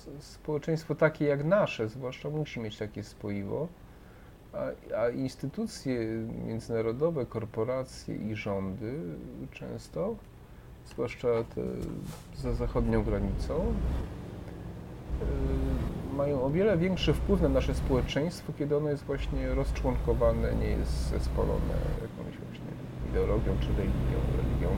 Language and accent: Polish; Krówniki, Subcarpathian Voivodeship, Poland; moved away as an adult; also born or lived in Przemyśl / Kraków; wychowałem się na wsi, to jak byłby standard, nie? E, no, chodziłem, przyjąłem komunię, wiadomo, nie? i też zostałem ministrantem u nas. To w ogóle też ciekawa historia, bo u nas tam w miejscowości, w której pochodzę, Krówniki